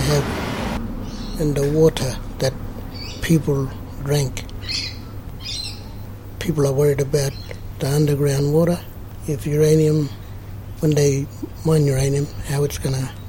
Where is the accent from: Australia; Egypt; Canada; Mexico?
Australia; Karlamilyi National Park, East Pilbara, Western Australia; I'm from Kalamili, Rudal River National Park. My country is Kalamili.